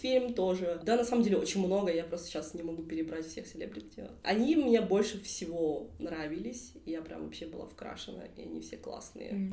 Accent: Kentau, Turkistan Region, Kazakhstan; Также я из Кентау

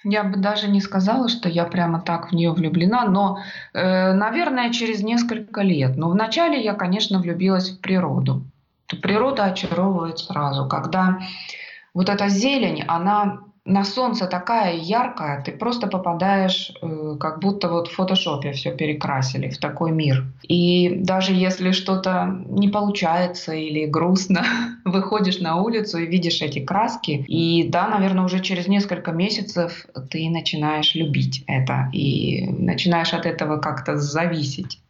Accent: Russia; moved away as an adult; now in Australia; я из России, у нас так принято говорить.

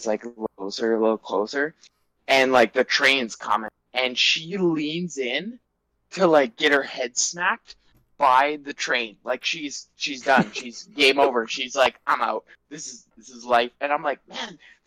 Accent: Vancouver, British Columbia, Canada; We're all from Vancouver

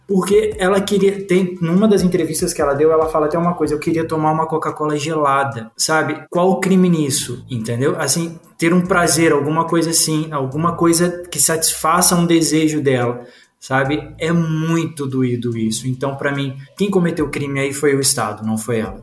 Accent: Juiz de Fora, Minas Gerais, Brazil; Eu fui assistido pela LBV durante um tempo, é, lá na minha cidade, lá em Juiz de Fora

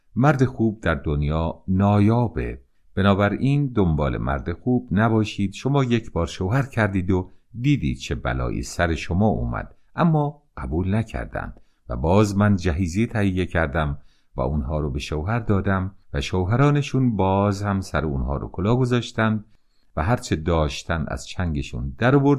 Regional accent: Iran; من به عنوان یک ایرانی

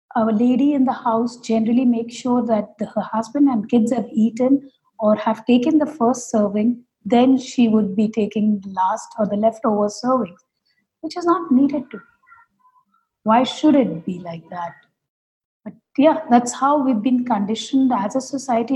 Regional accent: Kolkata, West Bengal, India; moved away as an adult; now in Hyderabad, India; my home state being calcutta

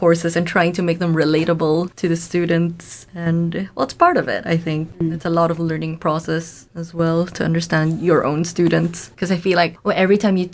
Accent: Philippines; moved away as an adult; also born or lived in London; now in Manchester, United Kingdom; coming from, you know, the Philippines

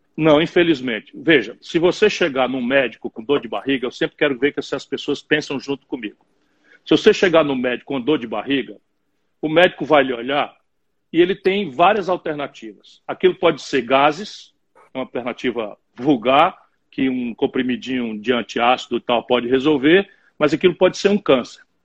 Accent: Sobral, Ceará, Brazil; born or raised there; also born or lived in Pindamonhangaba, São Paulo / Adamantina, São Paulo

